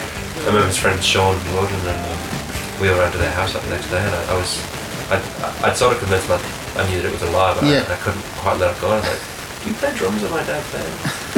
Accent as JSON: {"language": "English", "country": "New Zealand", "said": "look, I'm from New Zealand, I've never really worked with anybody I haven't"}